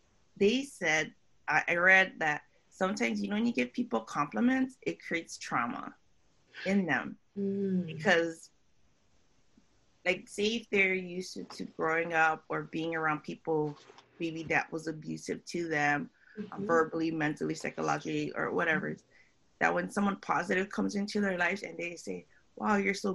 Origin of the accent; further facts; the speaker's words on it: Philippines; I'm Filipino, you know, with Hawaiian, Spanish, Chinese.